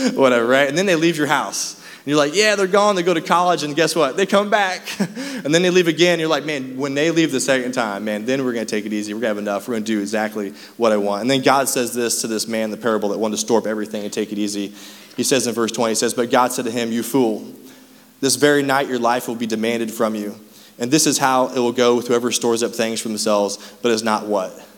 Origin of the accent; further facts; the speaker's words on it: Raytown, Missouri, United States; we grew up in Raytown